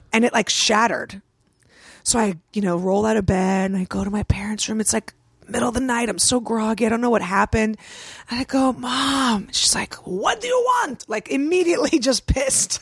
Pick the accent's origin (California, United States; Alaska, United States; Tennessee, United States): California, United States; San Francisco; I grew up in San Francisco.